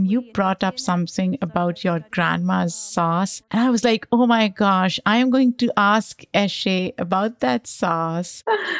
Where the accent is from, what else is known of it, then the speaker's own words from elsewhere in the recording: Pakistan; I grew up in Pakistan, and spices, peppers are such an integral part of my identity and our food.